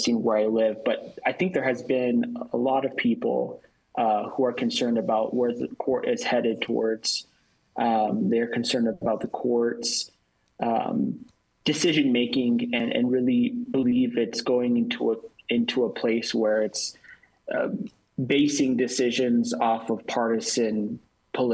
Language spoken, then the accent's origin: English; Albuquerque, New Mexico, United States; also born or lived in Utah; I'm from Albuquerque, New Mexico